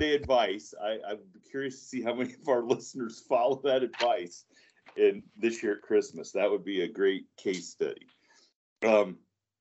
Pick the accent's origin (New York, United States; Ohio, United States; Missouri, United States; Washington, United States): Ohio, United States; Northwest; I'm from Northwest Ohio, and growing up, I live way out in the sticks